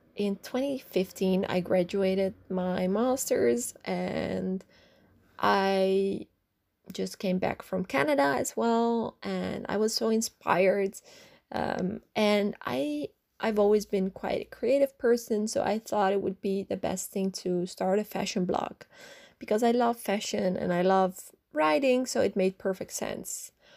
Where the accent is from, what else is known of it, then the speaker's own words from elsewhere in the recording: Netherlands; I grew up in the Netherlands